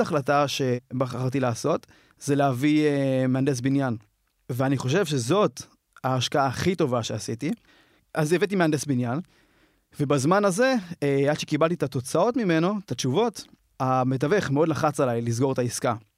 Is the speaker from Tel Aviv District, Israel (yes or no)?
yes; Ramat HaSharon, Tel Aviv District, Israel; אני מתל אביב וגדלתי ברמת השרון